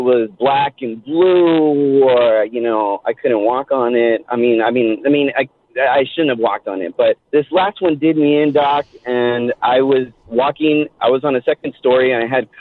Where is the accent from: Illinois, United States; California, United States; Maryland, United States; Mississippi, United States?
California, United States; Los Angeles; now in Murrieta, United States; I grew up in East Los Angeles